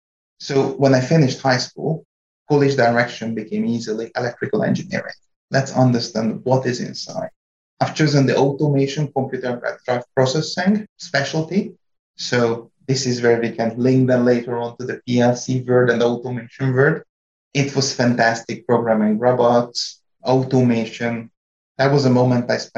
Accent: Hungary; English is a second language; moved away as an adult; also born or lived in France; now in North Carolina, United States; I was born and raised in Hungary

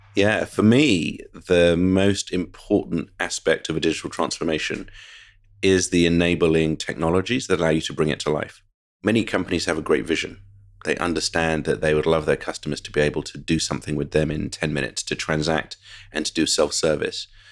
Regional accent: United Kingdom; moved away as an adult; now in United States; I'm very proud of being British, so I had a wonderful, idyllic childhood in the U K

